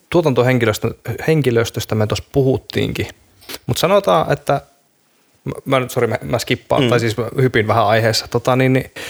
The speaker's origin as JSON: {"language": "Finnish", "town": "Saarijärvi", "region": "Central Finland", "country": "Finland", "said": "mä oon Keski-Suomesta Saarijärveltä"}